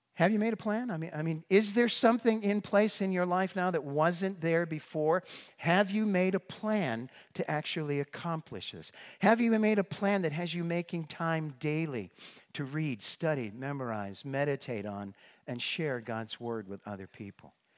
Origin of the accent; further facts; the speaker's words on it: northeastern Massachusetts, United States; moved away; also born or lived in Brookline, Massachusetts; I grew up in northeastern Massachusetts, right up near the New Hampshire line